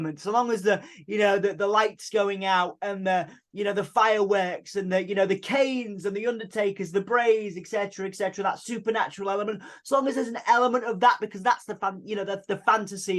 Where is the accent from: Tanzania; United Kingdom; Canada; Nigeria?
United Kingdom; Hull, Yorkshire and the Humber; we are from Hull, East Yorkshire